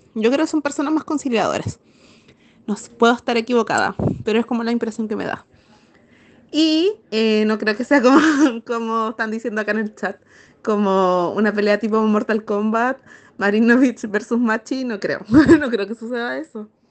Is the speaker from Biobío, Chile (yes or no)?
no; Santiago, Santiago Metropolitan Region, Chile; yo lo veo como santiaguina